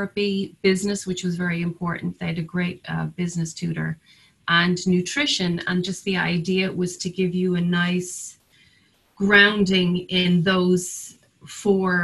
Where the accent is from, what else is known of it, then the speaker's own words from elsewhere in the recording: Cork, Munster, Ireland; now in Nantucket, United States; my hometown of Cork